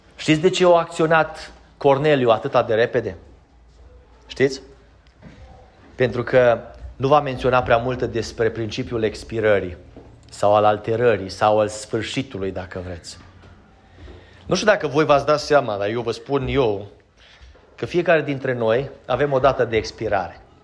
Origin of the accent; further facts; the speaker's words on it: Romania; Noi suntem din România